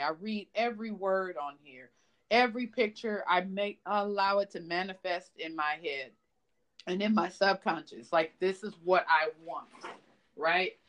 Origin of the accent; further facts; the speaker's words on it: Los Angeles, California, United States; I'm from Los Angeles